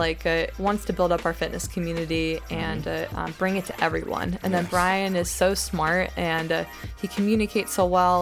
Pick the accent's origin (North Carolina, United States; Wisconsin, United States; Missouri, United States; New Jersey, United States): North Carolina, United States; Greensboro; I'm from Greensboro